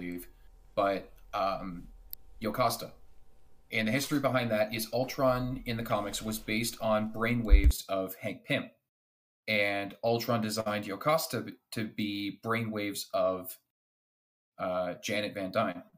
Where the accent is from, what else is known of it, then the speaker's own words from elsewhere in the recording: Canada; as a Canadian myself